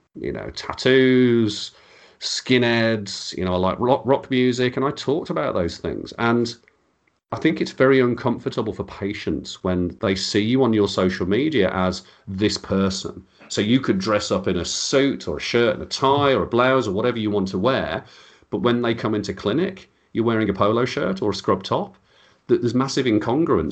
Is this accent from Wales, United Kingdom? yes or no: no; Birmingham, West Midlands, United Kingdom; accent: Birmingham; I sound like I'm from Birmingham